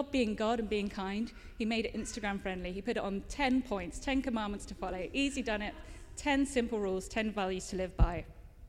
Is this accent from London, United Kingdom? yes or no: no; Cholsey, South East England, United Kingdom; moved away; my hometown, Cholsey